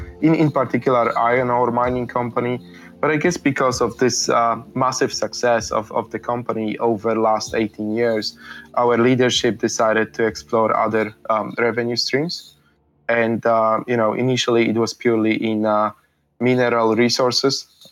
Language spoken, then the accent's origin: English; Poland; when I was born in Poland, Poland was still a communist country. I don't really remember communism, but you know, I effectively grew up in post-communist Poland, so things were limited.